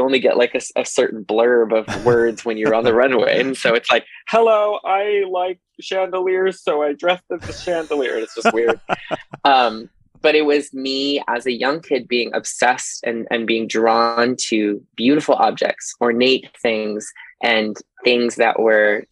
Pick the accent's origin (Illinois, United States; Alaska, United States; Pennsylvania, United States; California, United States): Alaska, United States; Fairbanks; also born or lived in Texas; now in Chicago, United States; the girls around me that I grew up with in Fairbanks, Alaska